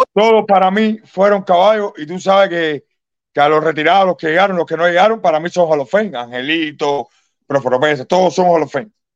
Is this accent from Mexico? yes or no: no; Cuba; soy cubano